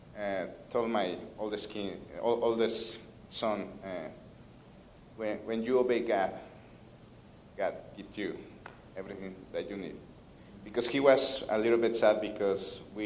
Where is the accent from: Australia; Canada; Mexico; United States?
Mexico; Mexico City; I'm from Mexico City, the biggest city of the world. I'm from Mexico City